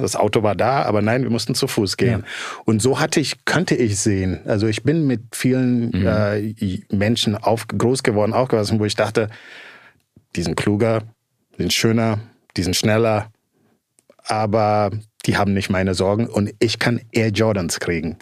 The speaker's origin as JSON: {"language": "German", "country": "Gambia", "tie": "born or raised there", "also_born_or_lived": "Netherlands", "moved": "yes", "said": "ich bin in Gambia geboren, groß geworden."}